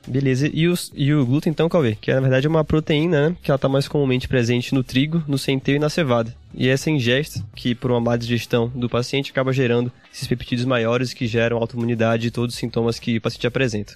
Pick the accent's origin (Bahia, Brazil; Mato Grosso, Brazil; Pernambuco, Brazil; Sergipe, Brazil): Sergipe, Brazil; Aracaju; moved away as an adult; now in São Paulo, Brazil; eu sou de Aracaju, Sergipe, fiz faculdade lá na Federal de Sergipe